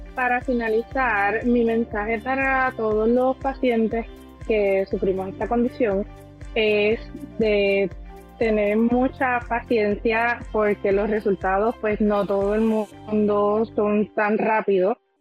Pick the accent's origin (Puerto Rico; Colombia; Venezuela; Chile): Puerto Rico; Aguadilla; soy del pueblo de Aguadilla